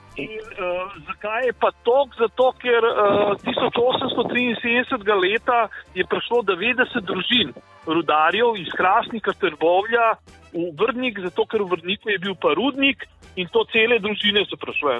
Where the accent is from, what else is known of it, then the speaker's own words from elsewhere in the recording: Ljubljana, Slovenia; now in Serbia; sem jaz Ljubljančan